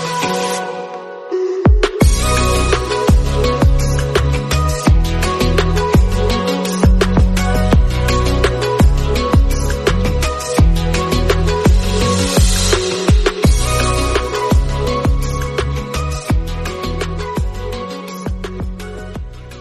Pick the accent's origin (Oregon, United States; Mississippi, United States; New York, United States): Mississippi, United States; Waveland; moved away; also born or lived in Texas / California / Las Vegas; I'm from Mississippi. I'm from Waveland, Mississippi. So I'm from a small town